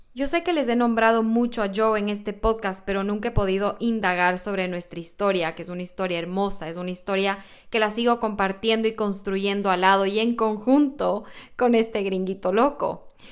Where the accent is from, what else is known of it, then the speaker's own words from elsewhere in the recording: Ecuador; moved away as an adult; now in United States; qué había en Ecuador, qué comemos allá